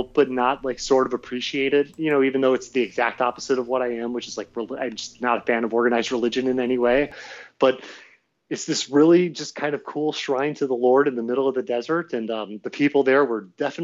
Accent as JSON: {"language": "English", "region": "Rust Belt", "country": "United States", "said": "I'm from the Rust Belt"}